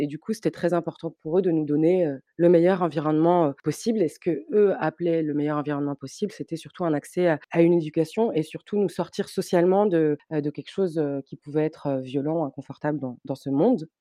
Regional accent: Tunis, Tunis Governorate, Tunisia; J'ai grandi à Tunis, dans un quartier qui s'appelle Denden, pas très loin du Bardo.

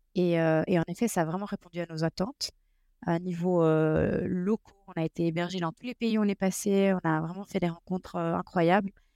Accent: Belgium; on est de Belgique

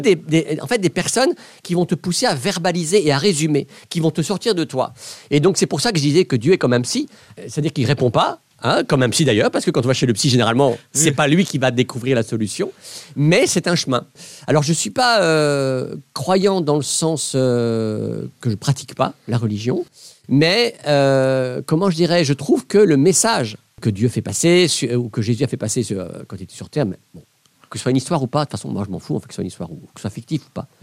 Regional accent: Belgium; Je venais de Belgique

